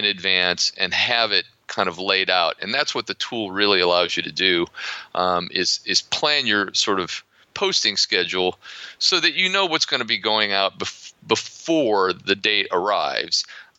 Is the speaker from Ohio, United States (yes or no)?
yes; Ohio, United States; accent: American; also born or lived in Florida; now in Poland; I grew up in Ohio, but I've spent most of my life living in the Sun Belt, principally Florida.